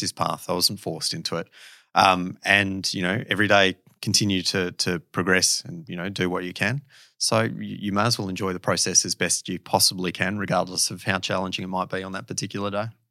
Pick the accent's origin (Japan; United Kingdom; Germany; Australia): Australia; Perth, Western Australia; moved away as an adult; I am certainly Perth born and bred